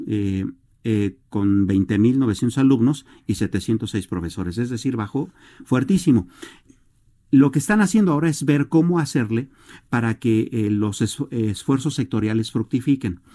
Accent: Mexico; como mexicanos

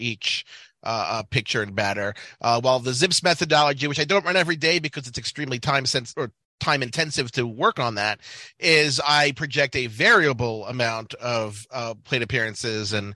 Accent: Baltimore, Maryland, United States; moved away; I'm originally from Baltimore

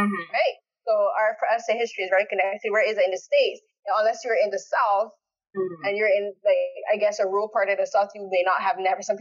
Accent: Barbados; now in Canada; I live in Canada, but I'm born in Barbados.

